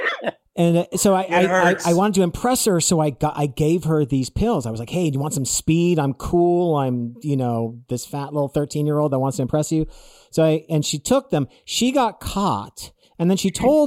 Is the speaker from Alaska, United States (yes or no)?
no; West Hollywood, California, United States; also born or lived in Malibu; Like I literally grew up in West Hollywood. I grew up in West Hollywood.